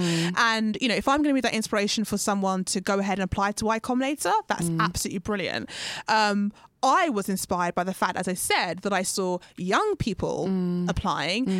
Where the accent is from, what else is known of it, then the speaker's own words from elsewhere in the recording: United Kingdom; I identify with being a black female in the UK, being Ghanaian, being born to Ghanaian parents